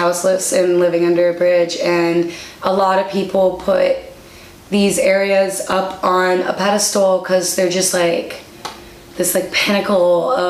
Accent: Iowa, United States; now in Milwaukee, United States; we grew up in Iowa, so we're like, it's cool, we can handle the winter.

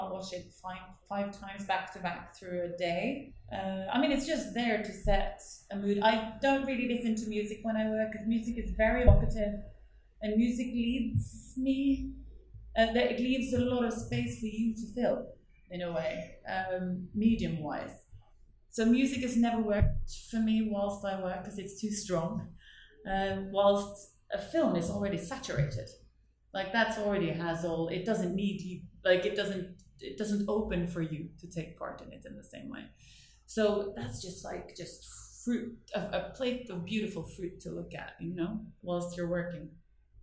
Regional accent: Northern Norway, Norway; accent: broad northern Norwegian dialect; English is a second language; moved away; my Norwegian accent is, I have a really broad dialect because I come from sort of further north

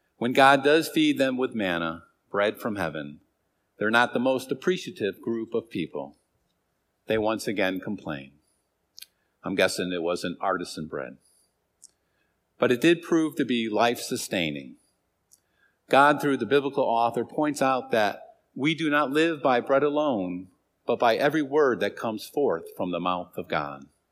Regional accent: Hartford, Connecticut, United States; In my first seven years of life, I grew up in Hartford in a three-family house

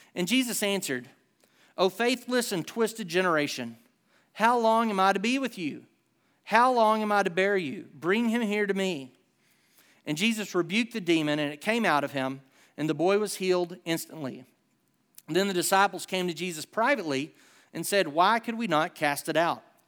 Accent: Southern United States, United States; accent: Hick

